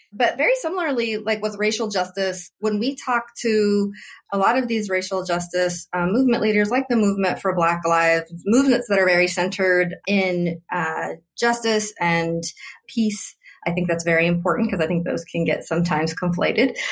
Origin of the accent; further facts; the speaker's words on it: Oroville, California, United States; I grew up in Oroville, also in California, but very different from San Francisco.